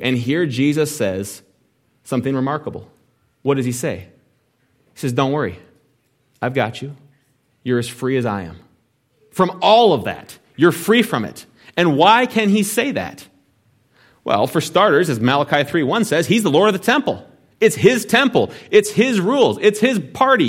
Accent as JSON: {"language": "English", "country": "United States"}